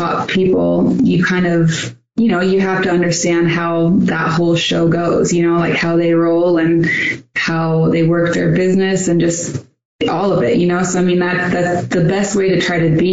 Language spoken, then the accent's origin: English; Pacific Northwest, United States; moved away as an adult; now in Scottsdale, United States; I was born in the Northwest, and I didn't know it any other way